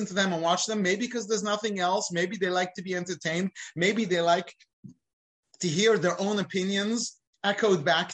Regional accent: United Kingdom; now in United States; I'm British

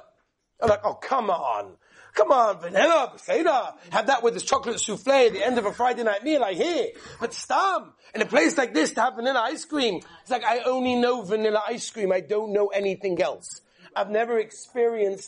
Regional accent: England, United Kingdom; I come from England.

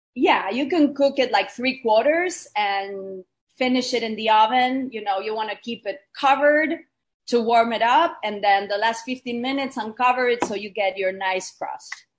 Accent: Argentina; I was born and raised in Argentina to a very multicultural family

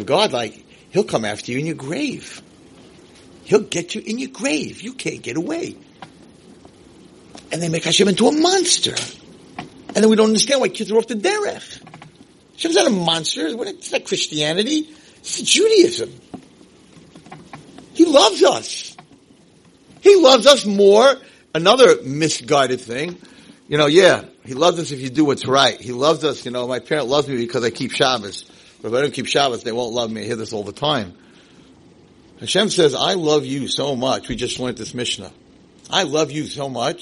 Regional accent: Muncie, Indiana, United States; moved away; I grew up in Muncie

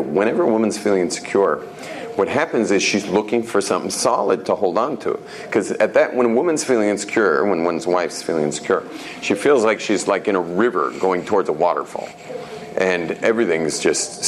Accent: Jerusalem, Jerusalem District, Israel; I'm from Yerushalayim.

